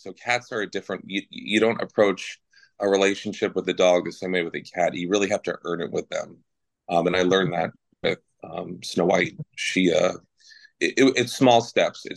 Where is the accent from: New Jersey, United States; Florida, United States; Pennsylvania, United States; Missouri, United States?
New Jersey, United States; accent: New Jersey; my New Jersey accent comes out